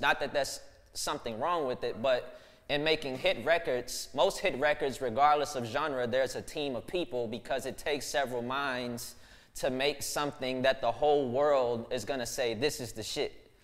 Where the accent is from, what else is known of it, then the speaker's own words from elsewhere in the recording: Dallas, Texas, United States; my childhood, um, growing up in Pleasant Grove